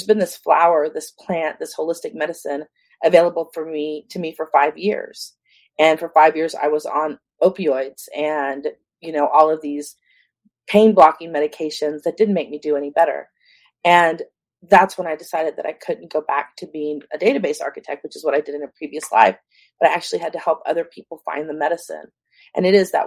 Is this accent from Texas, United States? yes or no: yes; San Antonio, Texas, United States; now in California, United States; I grew up in San Antonio, Texas.